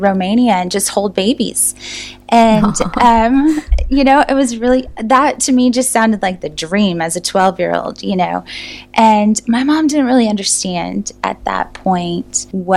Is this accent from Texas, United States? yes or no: yes; Euless, Texas, United States; moved away as an adult; now in Germany; I had never lived outside of Texas before we moved to Germany. I grew up in the Hearst, Euless, Bedford area